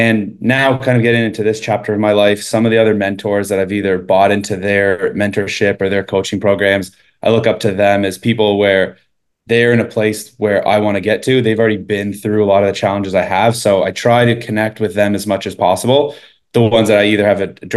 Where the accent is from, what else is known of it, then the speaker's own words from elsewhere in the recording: Eastern Canada, Canada; moved away as an adult; also born or lived in Sweden / Toronto; I grew up in Eastern Canada, lived there my entire life up until about 19